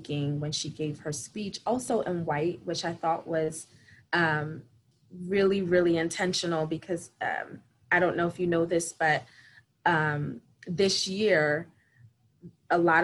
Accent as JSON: {"language": "English", "town": "Philadelphia", "region": "Pennsylvania", "country": "United States", "tie": "born or raised there", "said": "I am a Philadelphia native, daughter of two immigrants. So I'm Haitian American. I have been living in Philadelphia pretty much my entire life"}